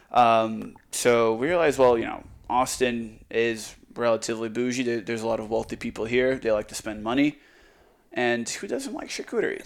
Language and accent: English; Croatia; now in Texas, United States; I'm from Croatia.